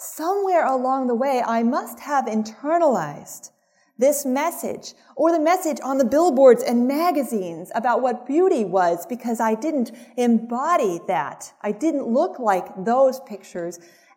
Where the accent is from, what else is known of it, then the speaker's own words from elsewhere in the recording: Mississippi, United States; I grew up in Mississippi